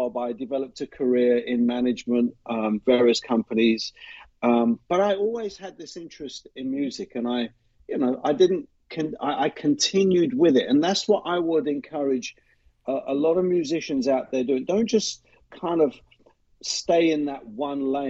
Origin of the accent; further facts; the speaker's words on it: London, United Kingdom; moved away as an adult; also born or lived in Middle East; now in Boston, United States; I was born and raised in the city of London